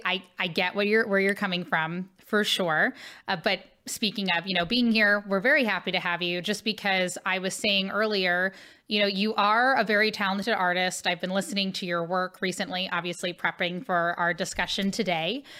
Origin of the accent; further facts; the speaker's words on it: Cincinnati, Ohio, United States; now in St. Louis, United States; Cincinnati, Ohio, where I grew up